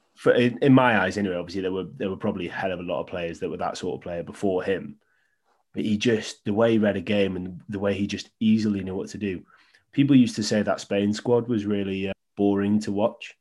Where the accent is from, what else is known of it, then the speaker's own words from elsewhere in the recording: Wales, United Kingdom; I'm Welsh. I'm a Welsh fan.